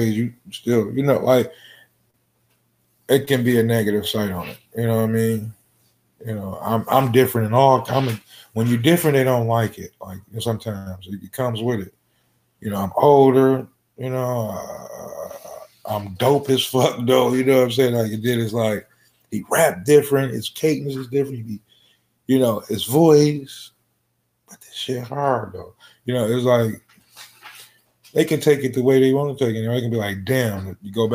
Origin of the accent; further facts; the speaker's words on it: Detroit, Michigan, United States; I'm coming from Detroit.